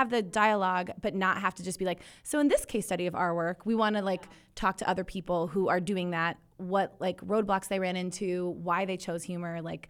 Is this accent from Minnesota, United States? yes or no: yes; Minnesota, United States; I grew up in Minnesota on a lake.